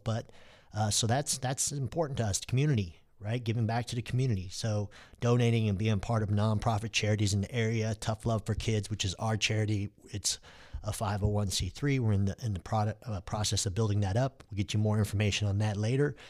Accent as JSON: {"language": "English", "town": "Dallas", "region": "Texas", "country": "United States", "tie": "born or raised there", "also_born_or_lived": "Istanbul, Turkey"}